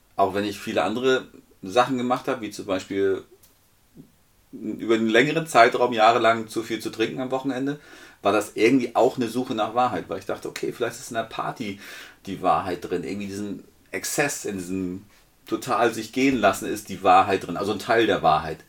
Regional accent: Northern Germany, Germany; wo ich herkomme

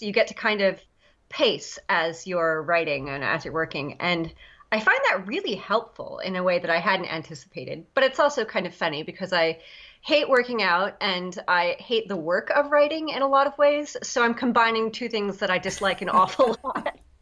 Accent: Long Island, New York, United States; I'm from uh, Long Island, New York

